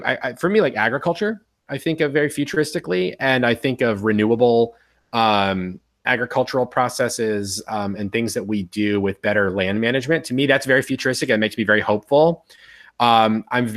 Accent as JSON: {"language": "English", "town": "Miami", "region": "Florida", "country": "United States", "said": "I was talking to a guy also from Miami"}